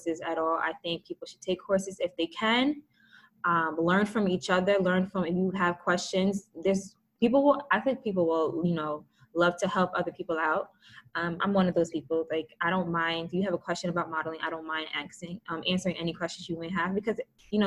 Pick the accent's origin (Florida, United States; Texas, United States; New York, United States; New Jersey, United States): New Jersey, United States; because I'm from Jersey